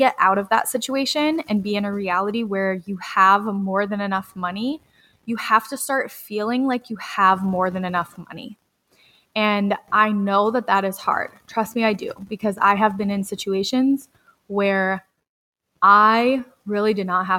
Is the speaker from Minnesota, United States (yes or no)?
yes; Red Wing, Minnesota, United States; I got the job in my hometown to be close to my grandpa